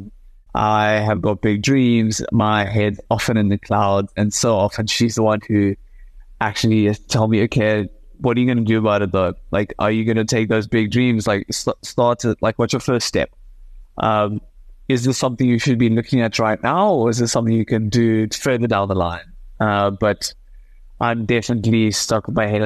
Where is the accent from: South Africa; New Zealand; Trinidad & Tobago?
South Africa; representing my country as a South African gymnast